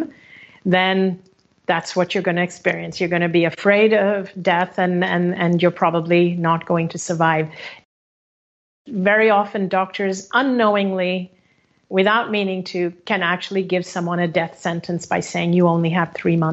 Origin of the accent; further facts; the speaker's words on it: Hong Kong; moved away; my home country of Hong Kong